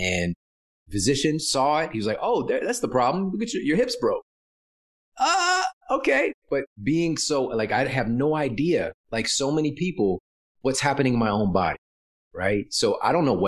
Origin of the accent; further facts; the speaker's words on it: Ferguson, Missouri, United States; Coming from where I'm from St. Louis, Missouri, Ferguson, Missouri.